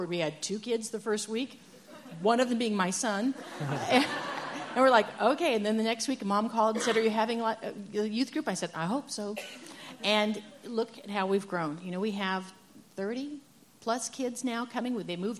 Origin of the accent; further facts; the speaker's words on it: the North, Northern United States, United States; now in Huntington Beach, United States; I'm a Yankee